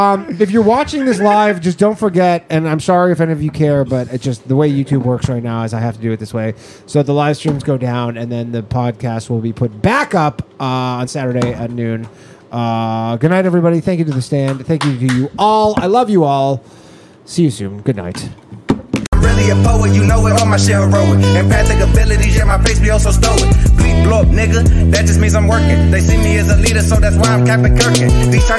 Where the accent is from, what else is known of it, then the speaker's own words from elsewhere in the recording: Canada; now in New York City, United States; I'm Canadian